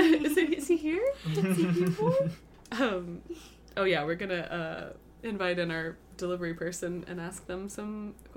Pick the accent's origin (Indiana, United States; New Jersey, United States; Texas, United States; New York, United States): Texas, United States; Can you tell I'm from Texas?